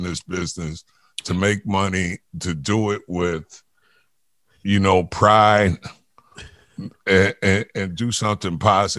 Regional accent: New York City, New York, United States; I grew up in Jamaica, Queens.

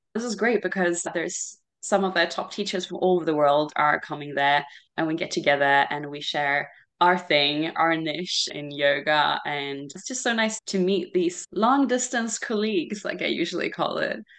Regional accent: Sweden; moved away as an adult; also born or lived in Australia; I grew up here mostly in Sweden when I was little.

